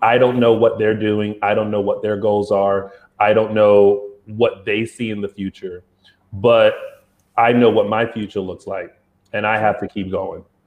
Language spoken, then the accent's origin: English; South Carolina, United States; I'm from South Carolina